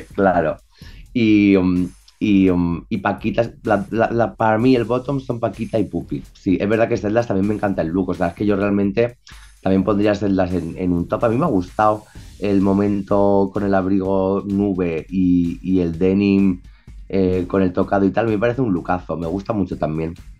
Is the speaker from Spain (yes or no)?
yes; Spain; accent: súper español; con mi acento súper español